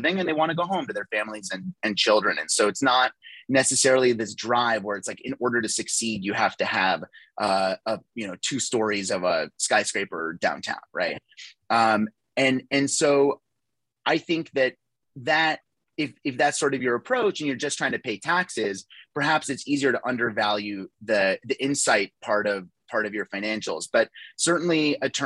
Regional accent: Phoenix, Arizona, United States; also born or lived in Toronto, Canada; I moved to Phoenix when I was 6 years old. I grew up here. Phoenix is home.

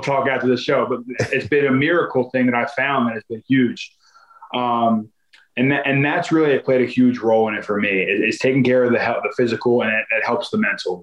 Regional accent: Philadelphia, Pennsylvania, United States; moved away as an adult; also born or lived in New York; now in Arizona, United States; I'm from Philadelphia. I'm from like the suburbs of Philadelphia. So it must just be the Philly in me

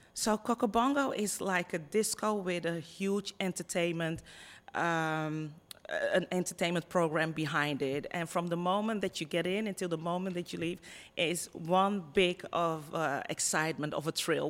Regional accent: Netherlands; accent: Dutch; moved away as an adult; also born or lived in Ghana (ancestry); now in Punta Cana, Dominican Republic; I was born and raised in the Netherlands

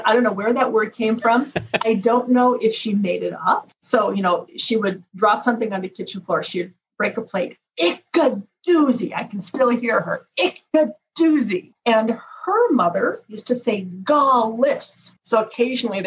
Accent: Moorhead, Minnesota, United States; I am from Moorhead, Minnesota

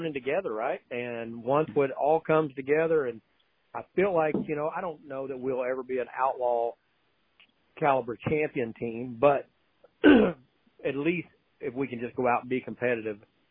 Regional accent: Oklahoma City, Oklahoma, United States; growing up in Oklahoma City, we always had the big half mile, flat, fairgrounds type track

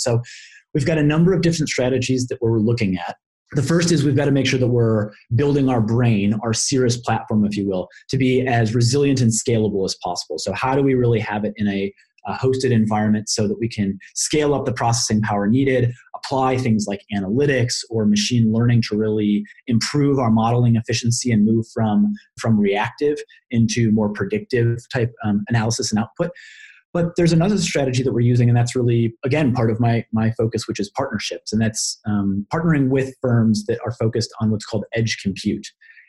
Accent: Colorado, United States; like my home state of Colorado

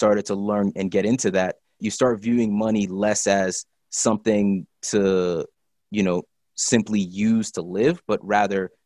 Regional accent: State College, Pennsylvania, United States; I was born in State College, Pennsylvania

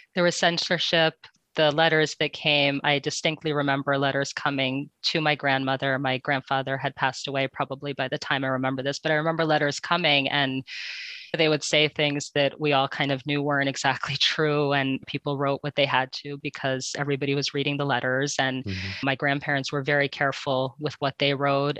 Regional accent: Connecticut, United States; first language Ukrainian; English is a second language; I grew up in Connecticut.

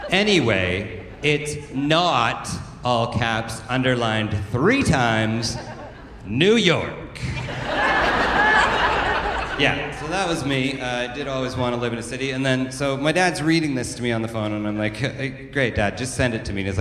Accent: Alberta, Canada; now in Toronto, Canada; I grew up in the Bible Belt of uh, southern Alberta, and uh, well, even as a little kid, I always wanted to grow up and move to a big city like Toronto.

